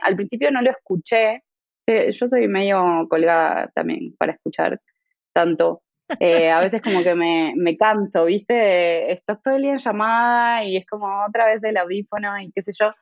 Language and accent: Spanish; Buenos Aires, Argentina; also born or lived in Tucumán, Argentina; Yo crecí en Buenos Aires la mayor parte de mi carrera, de, de mi infancia en realidad, de mi niñez y adolescencia